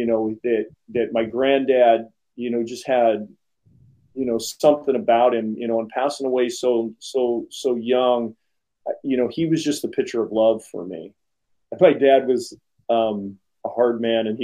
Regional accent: Springfield, Oregon, United States; I was born and raised here in Springfield, Oregon, and grew up on a corporate farm

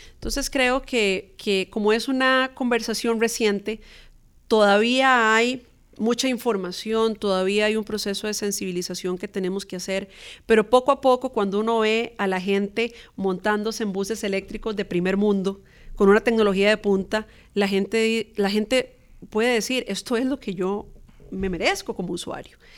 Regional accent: Costa Rica; nuestra identidad como costarricenses

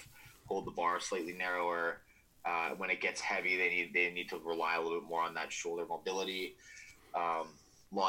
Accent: Alberta, Canada; moved away as an adult; also born or lived in Eastern Canada / Nanaimo, British Columbia; I grew up in Alberta, so I'm kind of from Western Canada already

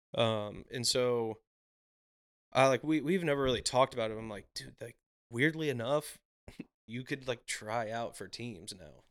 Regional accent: Brentwood, Tennessee, United States; born or raised there; also born or lived in Nashville, Tennessee / Mount Juliet, Tennessee / Hendersonville, Tennessee

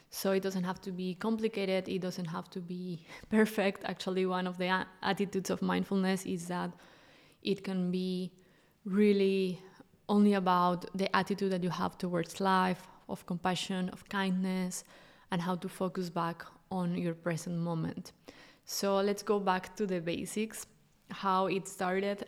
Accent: Mexico; moved away as an adult; now in Europe; I'm originally from Mexico and I moved to Europe six years ago

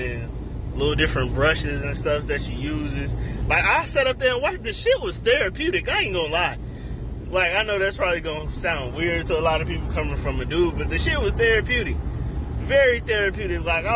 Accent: Chicago, Illinois, United States; moved away as an adult; I'm from Chicago, South Side all day, joined the Navy when I was 20

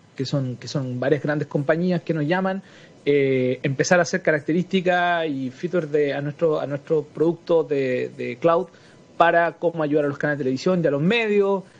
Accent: Chile; also born or lived in Santiago; nosotros como chilenos

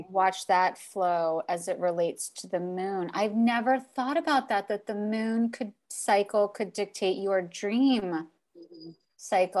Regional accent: Miami, Florida, United States; moved away; I'm from Miami

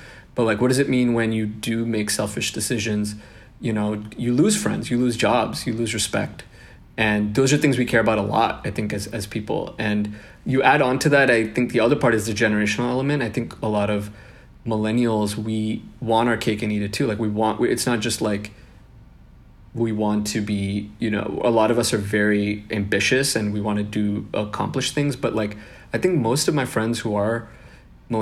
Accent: Seattle, Washington, United States; born or raised there; also born or lived in Bangalore, India / Kerala, India

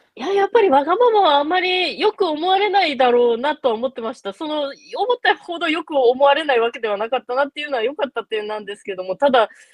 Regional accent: Sapporo, Hokkaido, Japan; moved away as an adult; 22歳まで札幌で過ごしてた

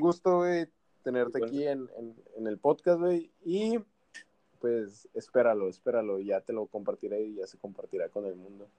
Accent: Mexico; Como mexicano

